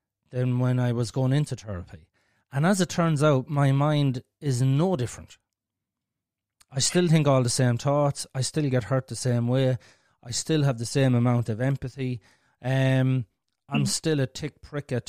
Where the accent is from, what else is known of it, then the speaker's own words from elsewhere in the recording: Ireland; we're Irish and we're speaking the fucking language